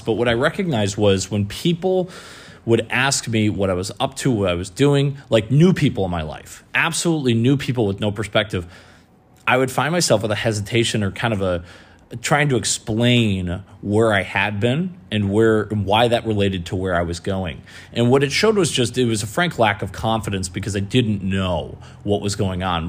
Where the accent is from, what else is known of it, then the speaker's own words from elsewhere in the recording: Michigan, United States; moved away as an adult; also born or lived in New England; painting businesses in my hometown in Michigan. Moved out to New England.